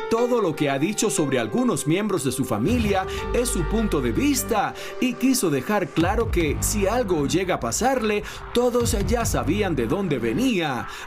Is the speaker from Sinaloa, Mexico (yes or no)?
yes; Mazatlán, Sinaloa, Mexico